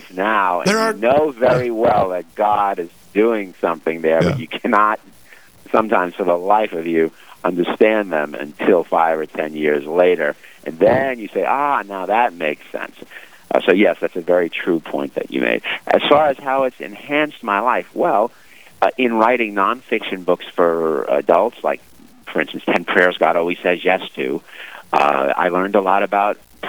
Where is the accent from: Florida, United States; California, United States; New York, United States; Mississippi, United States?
New York, United States; New York City; now in New Jersey, United States; Growing up in Brooklyn, we went to church occasionally